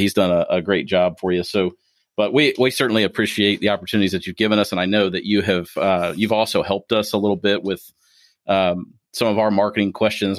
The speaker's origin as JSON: {"language": "English", "region": "Ohio", "country": "United States", "moved": "yes", "lives_now": "Kentucky, United States", "said": "being from Ohio"}